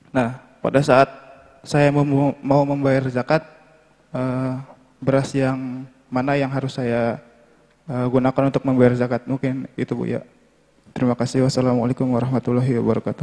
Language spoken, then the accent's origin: Indonesian; Karawang, West Java, Indonesia; now in Bandung, Indonesia; sekarang tinggalnya di Bandung awalnya di Karawang